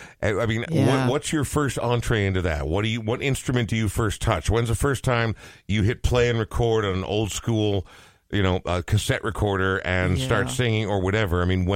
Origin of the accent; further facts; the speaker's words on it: Coon Rapids, Minnesota, United States; I'm also from northern Minnesota, but it's Coon Rapids